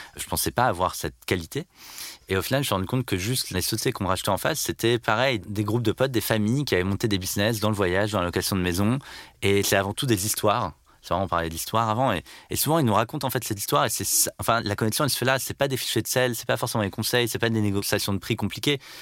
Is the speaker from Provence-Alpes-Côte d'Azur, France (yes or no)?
no; Landerneau, Brittany, France; Je suis né à Landerneau, dans le Finistère, il y a 36 ans. Je suis donc euh, breton